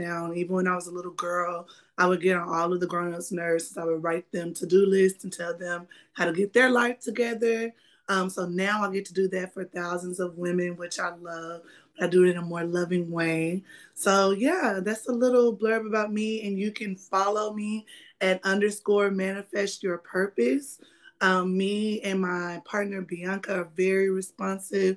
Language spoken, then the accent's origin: English; Sulphur Springs, Texas, United States; now in Fort Worth, United States; I was born and raised in East Texas in a town called Sulphur Springs.